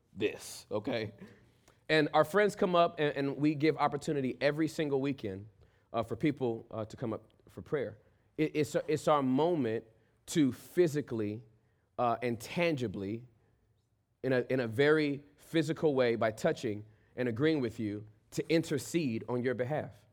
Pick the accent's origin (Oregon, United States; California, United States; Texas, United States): California, United States; Inglewood; I was born and raised in Inglewood, in, in, in the hood. And then we moved out of the hood to the suburbs.